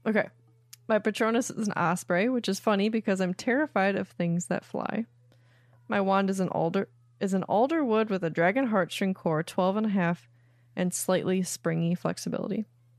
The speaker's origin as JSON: {"language": "English", "town": "Pittsburgh", "region": "Pennsylvania", "country": "United States", "said": "I'm 28, and I am from Pittsburgh, Pennsylvania."}